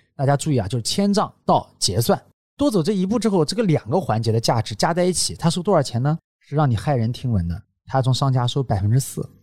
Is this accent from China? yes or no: yes; China; 我们中国人